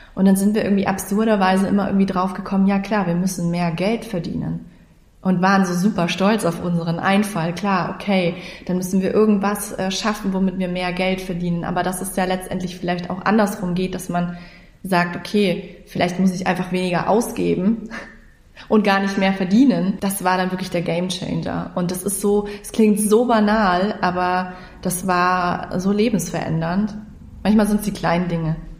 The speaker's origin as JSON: {"language": "German", "town": "Munich", "region": "Bavaria", "country": "Germany", "tie": "born or raised there", "moved": "as an adult", "lives_now": "Lower Bavaria, Germany", "said": "wir sind halt beide in München geboren und aufgewachsen"}